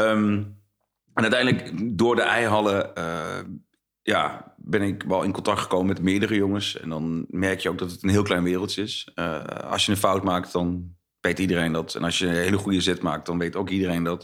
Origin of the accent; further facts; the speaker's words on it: Zwolle, Overijssel, Netherlands; also born or lived in Almelo; Ik ben geboren in Almelo, uh, eh, 78. toen ben ik, nou ja, met mijn ouders maar mee gegaan naar Zwolle. Dus ik was anderhalf. Toen kom ik in Zwolle. Dus eigenlijk voel ik me gewoon wel een echte Zwollenaar.